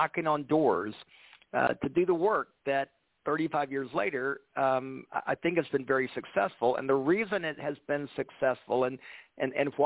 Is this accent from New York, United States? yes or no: no; Atlanta, Georgia, United States; moved away as an adult; now in Memphis, United States; I grew up in Atlanta